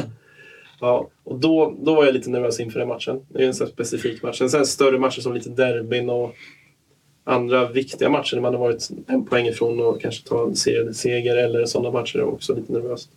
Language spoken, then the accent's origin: Swedish; Katrineholm, Södermanland, Sweden; moved away as an adult; also born or lived in Kalmar / Oskarshamn; now in Jönköping, Sweden; Efter jag flyttade från Katrineholm när jag var 19